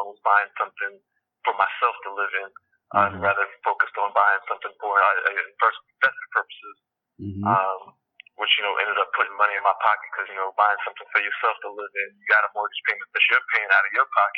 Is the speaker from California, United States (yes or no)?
no; Palm Beach, Florida, United States; moved away as an adult; also born or lived in New York City; down in my hometown of Palm Beach